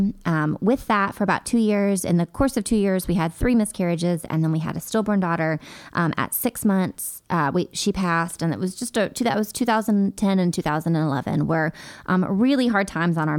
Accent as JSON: {"language": "English", "town": "Hendersonville", "region": "Tennessee", "country": "United States", "tie": "born or raised there", "also_born_or_lived": "Hermitage, Tennessee", "said": "I grew up in Hendersonville"}